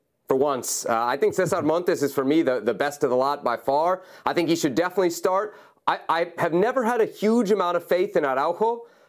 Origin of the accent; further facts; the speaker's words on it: Washington, District of Columbia, United States; I grew up in Washington